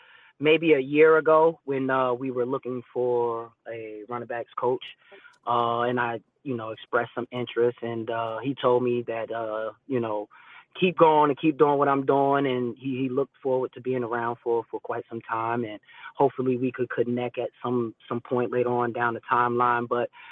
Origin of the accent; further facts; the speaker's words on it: New Jersey, United States; I'm coming from Jersey and he's at home.